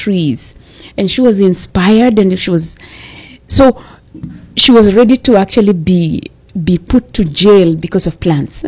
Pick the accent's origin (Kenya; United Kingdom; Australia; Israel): Kenya; moved away as an adult; also born or lived in Netherlands; now in United States; I grew up in Kenya